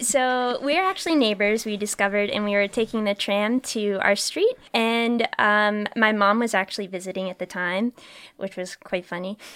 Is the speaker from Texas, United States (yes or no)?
no; New Hampshire, United States; moved away; I'm from New Hampshire and we have really delicious maple syrup